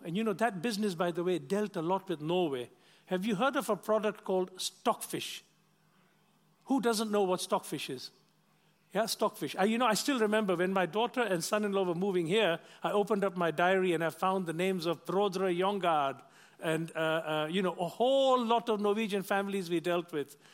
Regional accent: Kenya; moved away; also born or lived in London; I'm of Indian origin, but I wasn't born in India. I was born in Kenya

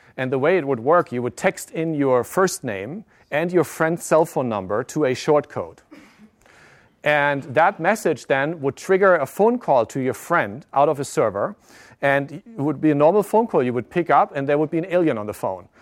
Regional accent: Germany; moved away; also born or lived in Japan; I live, I grew up in Germany

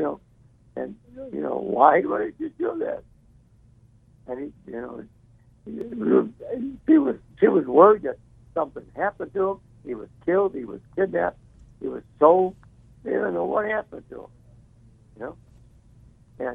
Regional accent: Chicago, Illinois, United States; when I was a kid growing up in Chicago

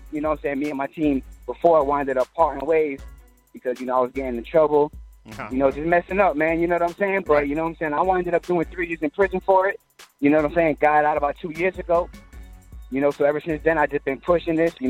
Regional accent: Florida, United States; also born or lived in New Jersey; I came to Florida when I was like a year or 2 years old

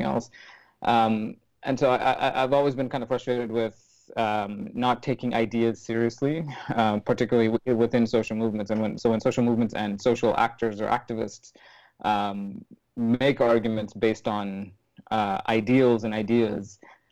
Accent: Sri Lanka; living with my family and growing up in Sri Lanka

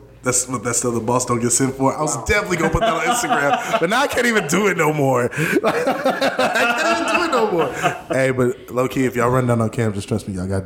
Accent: Florida, United States; moved away; I'm from Florida.

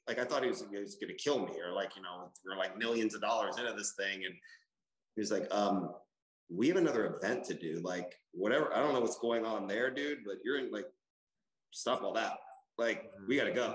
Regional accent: Austin, Texas, United States; I was a poor kid growing up in Chevy Chase apartments here in Austin

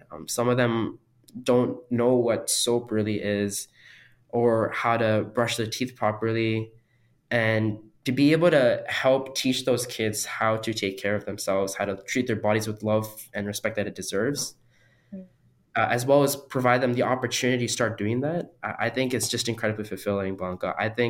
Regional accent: India; born there; I was born in India and I've gone there several times. I've lived there for months at a time over summer vacation.

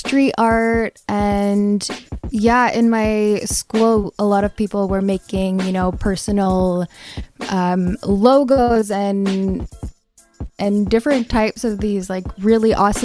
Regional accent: Kahnawake, Quebec, Canada; I am from the Mohawk Nation of Gunawage

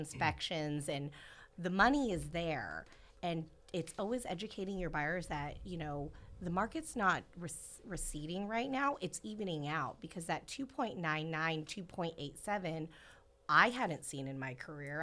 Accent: Central Valley, California, United States; being born and raised here

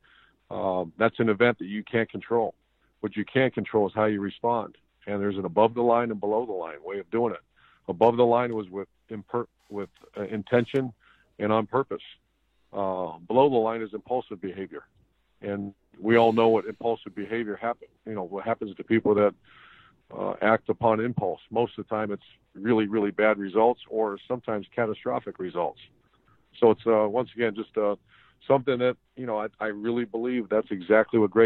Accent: Ashtabula, Ohio, United States; my hometown of Ashtabula, Ohio

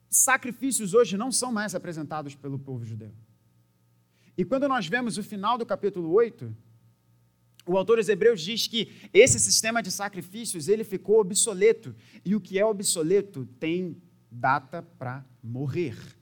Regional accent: Brazil; a gente sendo brasileiro naquela época

